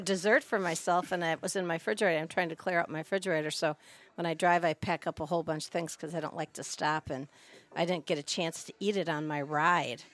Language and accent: English; Minneapolis, Minnesota, United States; also born or lived in North Shore of Chicago, Illinois; now in Green Lake, United States; I grew up in, well, was raised, born in Minneapolis, Minnesota, then we transferred to the North Shore of Chicago